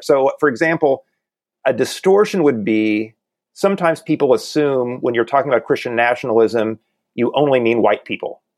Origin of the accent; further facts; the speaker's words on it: the Ozarks, Southwest Missouri, United States; I grew up in in Southwest Missouri in the Ozarks